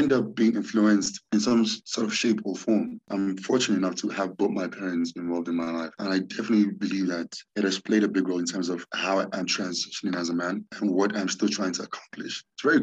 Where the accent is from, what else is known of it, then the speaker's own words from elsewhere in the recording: Nigeria; now in South Africa; So growing up in Nigeria as a kid, it was always a great home